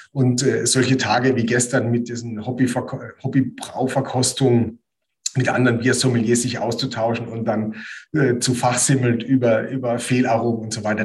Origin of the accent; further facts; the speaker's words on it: near Heidelberg, Kraichgau, Baden-Württemberg, Germany; moved away as an adult; now in Bamberg, Germany; Bin äh, aufgewachsen in der Nähe von Heidelberg im Kraichgau.